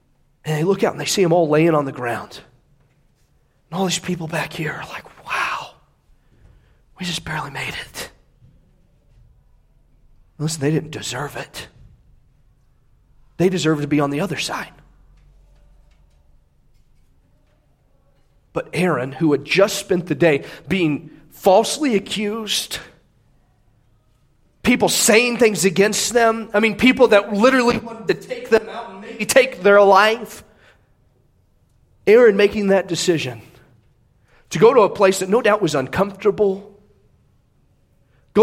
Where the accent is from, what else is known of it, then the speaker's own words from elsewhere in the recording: United States; I am proud to be an American